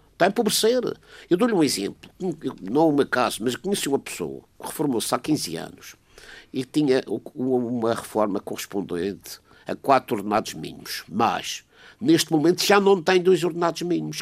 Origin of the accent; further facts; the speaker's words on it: Portugal; eu, como português